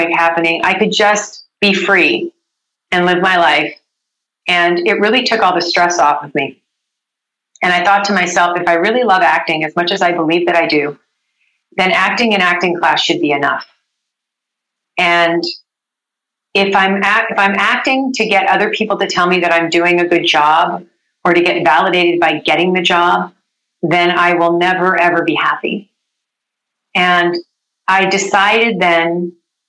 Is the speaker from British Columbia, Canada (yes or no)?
yes; Vancouver, British Columbia, Canada; moved away as an adult; now in Los Angeles, United States; I grew up in Vancouver